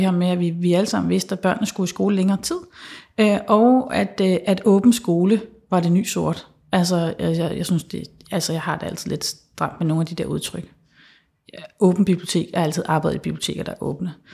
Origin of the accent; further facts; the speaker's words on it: Central Jutland, Central Denmark Region, Denmark; moved away; jeg er vokset op på Midtjylland